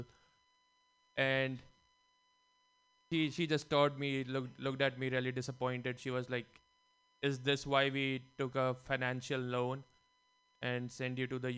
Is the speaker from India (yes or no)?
yes; India; now in San Francisco, United States; Growing up in India